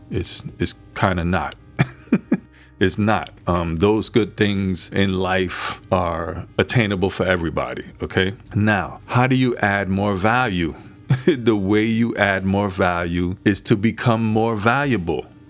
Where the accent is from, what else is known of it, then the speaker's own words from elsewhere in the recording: New York City, New York, United States; I was born in the Bronx. We grew up poorer than poorer